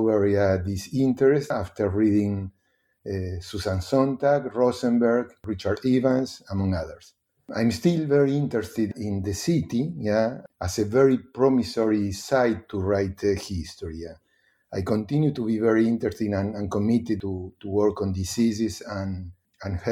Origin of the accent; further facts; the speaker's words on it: Buenos Aires, Argentina; moved away as an adult; also born or lived in Berkeley, California; I'm Argentinian. I was born in Buenos Aires